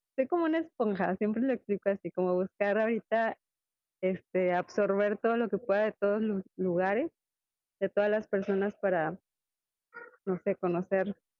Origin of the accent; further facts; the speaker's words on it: Mexico; moved away as an adult; now in Spain; somos mexicanos y que llegamos aquí